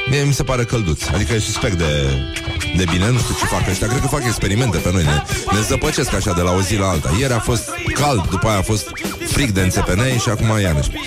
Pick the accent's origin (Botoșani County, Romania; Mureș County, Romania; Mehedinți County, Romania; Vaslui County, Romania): Vaslui County, Romania; Vaslui; faptul că sunt din Vaslui presupune un anumit tip de ordine pe care vasluienii o au înscris în uh, codul genetic